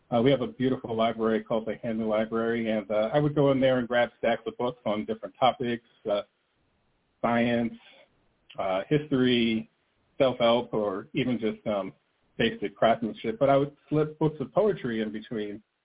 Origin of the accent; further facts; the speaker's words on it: New Jersey, United States; moved away as an adult; I grew up in New Jersey.